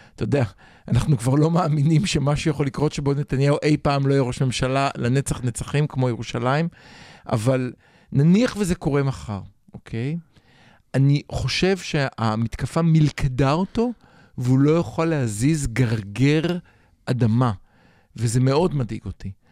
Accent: Israel; אני דור שני, נולדתי פה

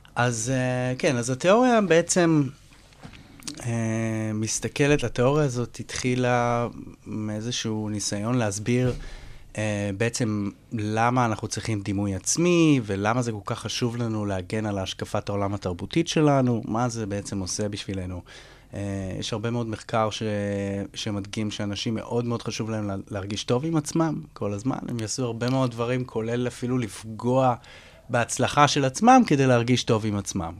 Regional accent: Israel; הזהות שלי כישראלי

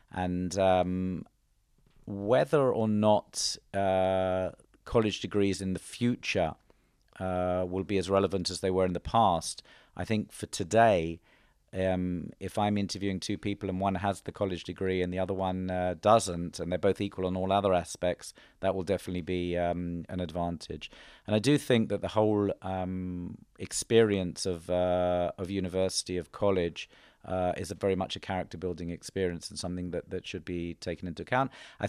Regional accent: England, United Kingdom; So, for example, growing up in England, after school, I went straight to university.

